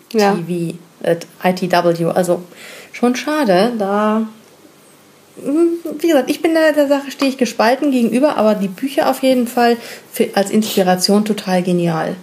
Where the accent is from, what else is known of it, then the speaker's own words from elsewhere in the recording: Hamburg, Germany; wir sind Hamburger